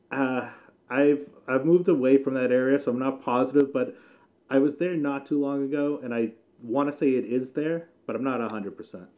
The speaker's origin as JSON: {"language": "English", "region": "New England", "country": "United States", "tie": "born or raised there", "said": "I grew up in New England, so I'm a big uh, Patriots fan"}